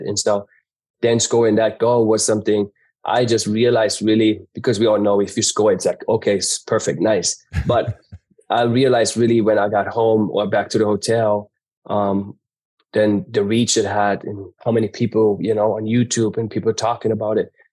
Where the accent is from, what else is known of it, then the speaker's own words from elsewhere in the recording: Germany; moved away; I grew up in Germany, but ha, a German mom, but had a American dad who was not around